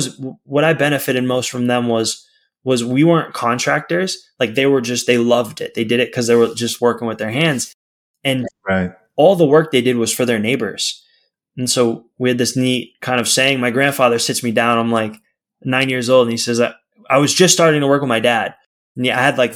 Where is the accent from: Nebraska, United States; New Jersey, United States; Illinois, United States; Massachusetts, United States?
Massachusetts, United States; outside of Boston; now in California, United States; family was outside of Boston.